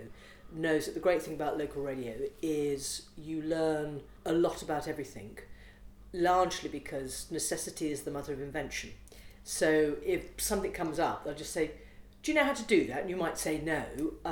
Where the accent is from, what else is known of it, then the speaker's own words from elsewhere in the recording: United Kingdom; also born or lived in Liverpool / Derbyshire; I grew up in Liverpool and Derbyshire